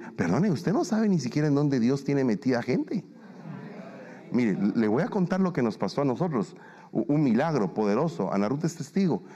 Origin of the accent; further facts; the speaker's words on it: Guatemala; now in United States; yo soy guatemalteco